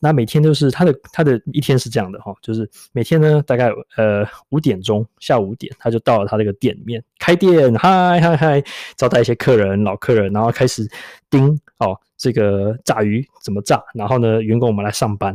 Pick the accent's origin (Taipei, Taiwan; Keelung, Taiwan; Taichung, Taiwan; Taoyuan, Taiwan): Taipei, Taiwan; now in London, United Kingdom; 我是台北来的